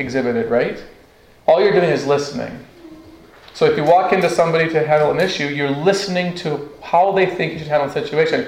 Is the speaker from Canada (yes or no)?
yes; Northwest Territories, Canada; I grew up in the Northwest Territories